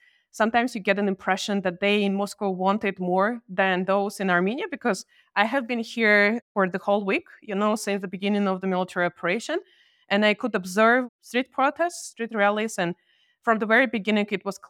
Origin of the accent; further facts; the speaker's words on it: Georgia; And I'm coming from Georgia. I have been living there for more than half of my life. And I remember how the Georgian society at some point just realized that they don't trust Russia anymore.